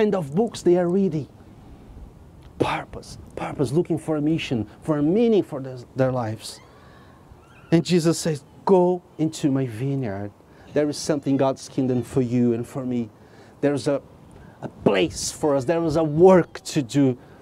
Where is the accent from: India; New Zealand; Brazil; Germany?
Brazil; now in England; I came from Brazil.